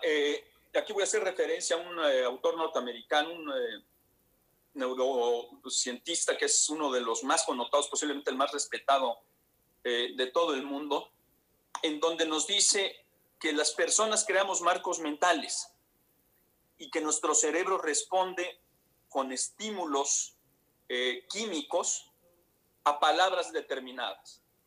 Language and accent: Spanish; Veracruz, Mexico; yo soy orgullosamente veracruzano, solía ser orgullosamente veracruzano, ahorita me da pena lo que está pasando en mi estado